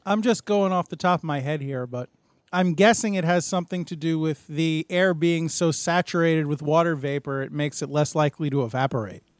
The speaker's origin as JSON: {"language": "English", "country": "United States"}